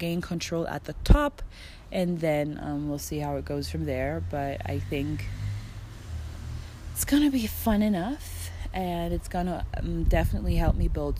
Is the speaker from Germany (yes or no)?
yes; Germany; now in Mexico; I'm from Germany.